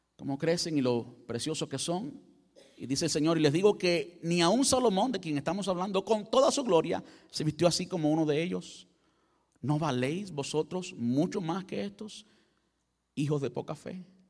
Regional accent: Cuba; Yo soy cubano

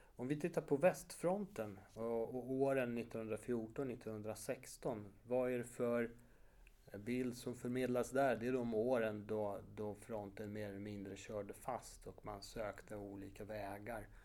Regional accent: Warsaw, Masovian Voivodeship, Poland; moved away; jag som är född och uppvuxen i Warszawa

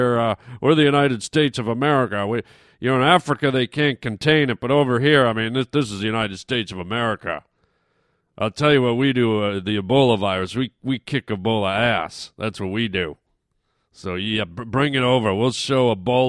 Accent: Canada; moved away; I grew up in Canada

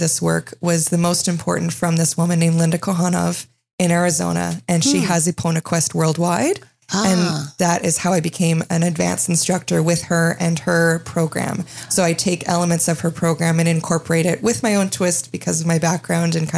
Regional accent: Montreal, Quebec, Canada; also born or lived in Ontario; now in Muskoka, Canada; I grew up in Montreal

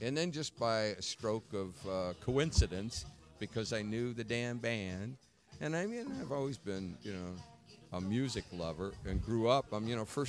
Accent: Muncie, Indiana, United States; born there; now in Minneapolis, United States; I was born on Diagonal Boulevard.

